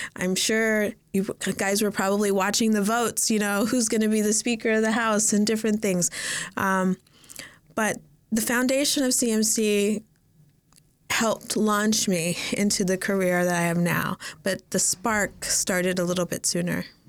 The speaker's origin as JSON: {"language": "English", "town": "Las Vegas", "region": "Nevada", "country": "United States", "tie": "born or raised there", "also_born_or_lived": "Los Angeles / California", "moved": "as an adult", "said": "I grew up in Las Vegas. I was born here in Los Angeles, and we moved to Las Vegas when I was three year o, three years old."}